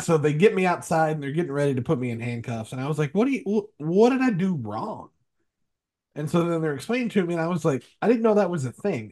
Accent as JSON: {"language": "English", "region": "small town Kentucky", "country": "United States", "tie": "born or raised there", "said": "I grew up in, in small town Kentucky"}